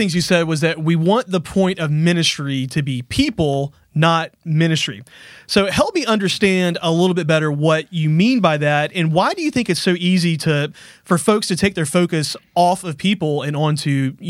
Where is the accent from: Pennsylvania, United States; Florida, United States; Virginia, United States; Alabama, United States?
Alabama, United States; Montgomery; Like, I grew up here in Montgomery, so I remember when it was like, oh, you live in Wind Lakes.